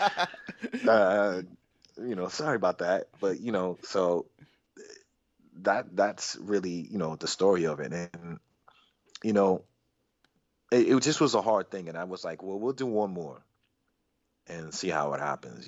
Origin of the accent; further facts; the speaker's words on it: Boston, Massachusetts, United States; moved away as an adult; also born or lived in New York; I'm originally from Boston too. I moved to New York in 95.